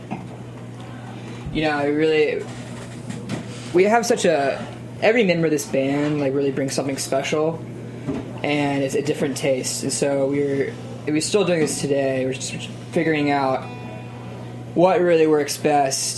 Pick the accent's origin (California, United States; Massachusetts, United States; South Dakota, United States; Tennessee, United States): Tennessee, United States; Nashville; now in New York, United States; I'm from Nashville, Tennessee, and I grew up with just the songwriting element